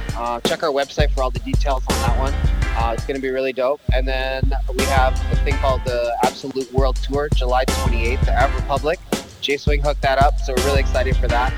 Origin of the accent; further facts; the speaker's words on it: Canada; as a Canadian